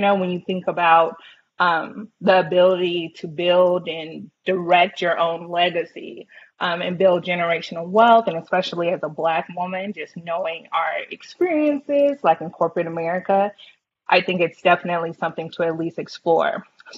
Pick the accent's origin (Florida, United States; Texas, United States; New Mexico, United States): Texas, United States; Round Rock; Like from Round Rock as well, yeah.